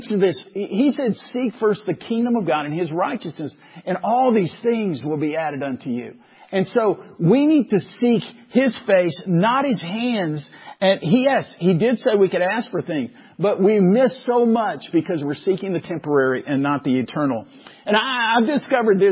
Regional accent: Waco, Texas, United States; growing up in Waco

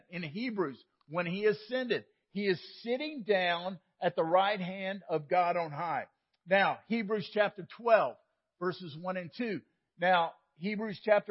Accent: Waco, Texas, United States; Sam and I grew up in Waco

